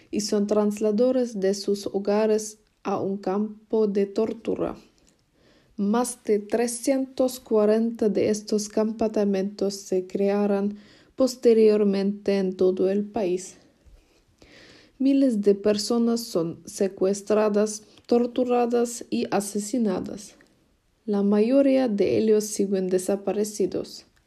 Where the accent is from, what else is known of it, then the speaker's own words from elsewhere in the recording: Argentina; born there; mi hermana pequeña Alexandra y yo nacimos en Argentina y realmente no sabemos mucho sobre Argentina.